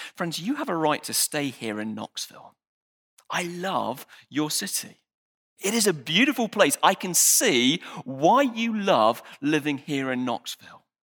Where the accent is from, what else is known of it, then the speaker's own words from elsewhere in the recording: United Kingdom; I'm British